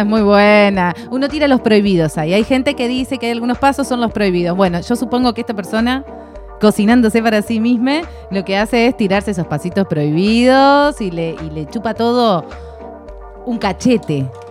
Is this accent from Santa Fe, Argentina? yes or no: yes; Santa Fe, Argentina; yo soy santafesina